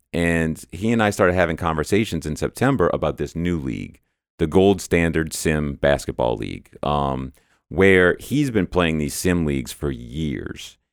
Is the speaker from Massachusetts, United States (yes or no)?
no; New Orleans, Louisiana, United States; moved away as an adult; now in Dallas, United States; So I'm not actually from the Dallas area. I'm from New Orleans originally